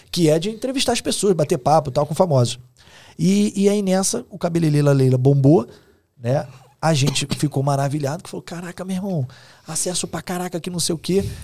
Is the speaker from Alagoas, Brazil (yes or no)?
no; Rio de Janeiro, Brazil; É que eu sou irônico, assim. Eu, eu não sou engraçado, não, sou, não conto piada. Como um bom carioca